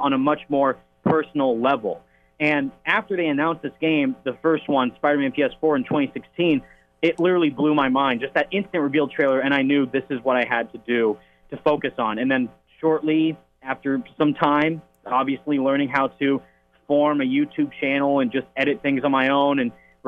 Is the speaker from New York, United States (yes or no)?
no; Pacifica, California, United States; I am from Pacifica, California, born and raised, been here my whole life